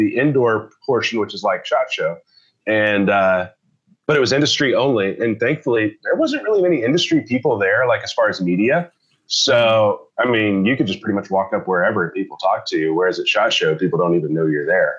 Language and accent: English; Georgia, United States; moved away; I grew up in Georgia